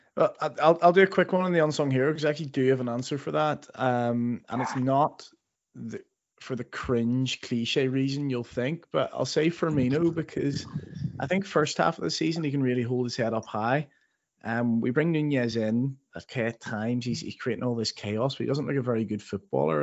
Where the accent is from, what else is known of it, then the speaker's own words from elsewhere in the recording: Northern Ireland, United Kingdom; moved away; growing up in Northern Ireland